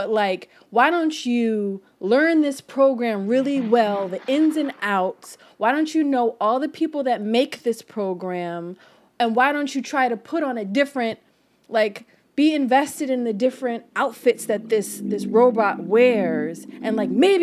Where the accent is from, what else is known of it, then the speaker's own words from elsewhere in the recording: Philadelphia, Pennsylvania, United States; also born or lived in Fairmount, Philadelphia; I was raised in Germantown.